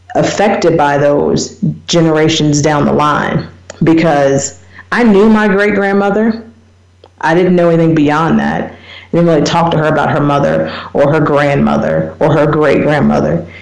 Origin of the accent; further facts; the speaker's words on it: United States; moved away as an adult; now in South Africa; I'm an American. I grew up in small town